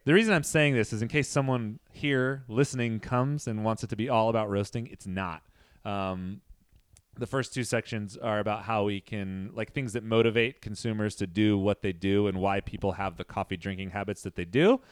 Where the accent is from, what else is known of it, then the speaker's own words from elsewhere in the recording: Central Valley, California, United States; I'm from the Central Valley.